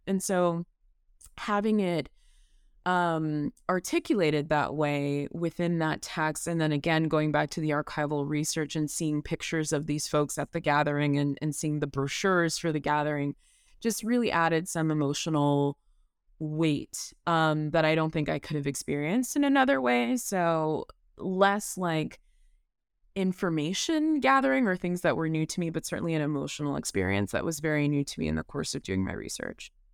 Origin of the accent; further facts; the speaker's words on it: Miami, Florida, United States; Miami, which is my hometown